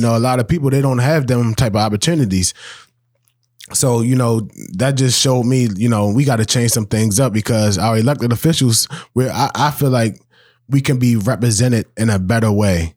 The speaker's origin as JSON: {"language": "English", "town": "Baltimore", "region": "Maryland", "country": "United States", "tie": "born or raised there", "said": "I'm born, raised, bred in Baltimore."}